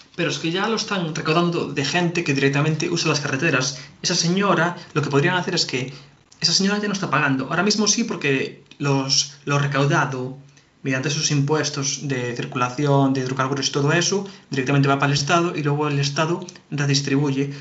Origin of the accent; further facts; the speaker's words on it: Galicia, Spain; nosotros somos de Galicia